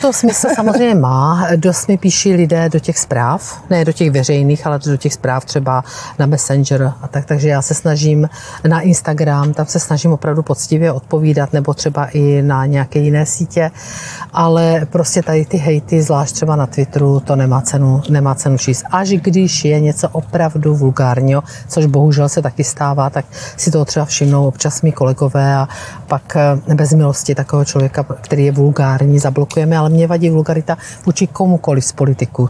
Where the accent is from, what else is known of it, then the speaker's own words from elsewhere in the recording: South Moravian Region, Czechia; moved away as an adult; now in Prague, Czechia; Já jsem se z Jižní Moravy